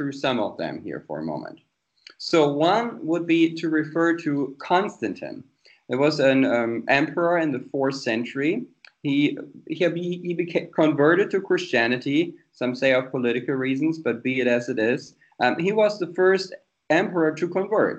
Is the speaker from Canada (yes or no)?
no; Germany; also born or lived in United States; I was born and raised here in Germany